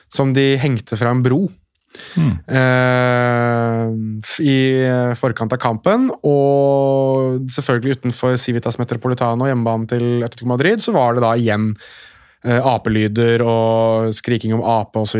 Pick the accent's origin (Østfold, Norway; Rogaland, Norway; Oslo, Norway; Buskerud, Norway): Oslo, Norway; jeg er født og oppvokst i Oslo sentrum